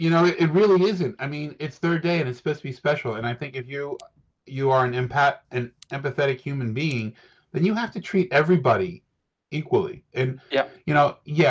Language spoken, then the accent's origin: English; United States; as an American